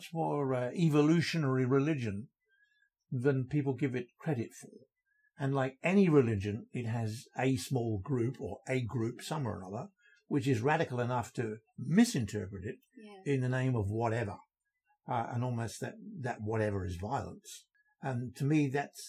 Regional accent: England, United Kingdom; now in Australia; being an Englishman brought up with the notion of the British Empire

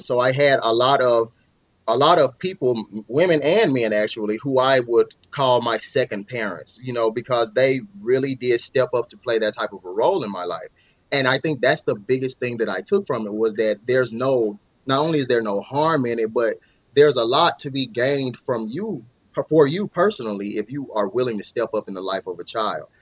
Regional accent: Mississippi, United States; moved away as an adult; now in Arizona, United States; I'm from Mississippi originally, but I'm here in Arizona now

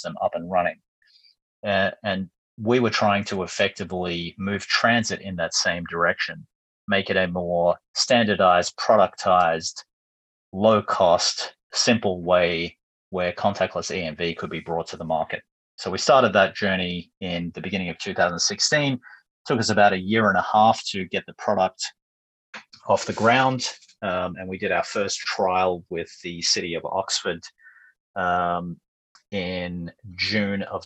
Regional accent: Melbourne, Victoria, Australia; moved away as an adult; also born or lived in New York / London; moved back to my hometown in Melbourne after a number of years overseas

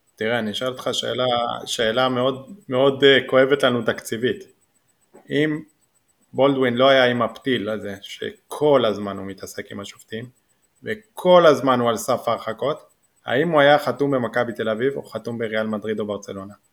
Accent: Jordan Valley, Northern District, Israel; גדלתי עוד בעמק הירדן

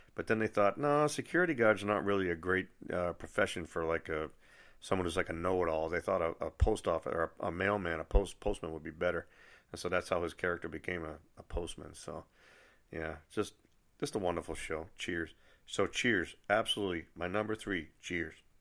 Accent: Nashua, New Hampshire, United States; the branch in Nashua, New Hampshire, which is my hometown

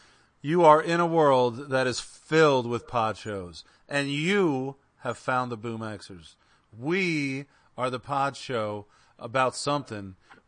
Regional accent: Pennsylvania, United States; I'm not in Pennsylvania. I'm from Pennsylvania, but I'm in Michigan.

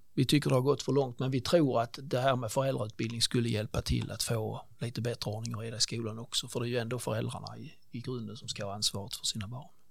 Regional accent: Ängelholm, Skåne, Sweden; also born or lived in Tånga / Stockholm; jag är uppväxt ute i Tånga faktiskt och därefter i Ängelholm under många år

